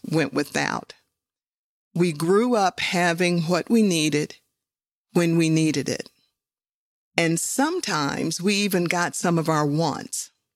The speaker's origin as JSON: {"language": "English", "region": "West Virginia", "country": "United States", "tie": "born or raised there", "said": "I grew up in West Virginia"}